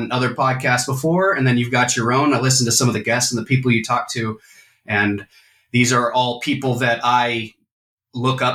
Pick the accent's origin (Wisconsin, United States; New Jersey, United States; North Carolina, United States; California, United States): California, United States; I've lived in this town my whole life